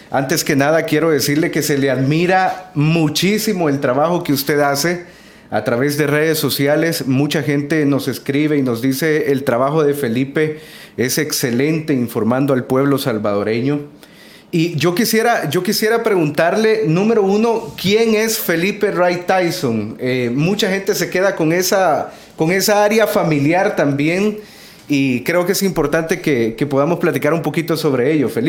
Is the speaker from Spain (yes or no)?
no; Costa Rica; born there; Mi papá es de Estados Unidos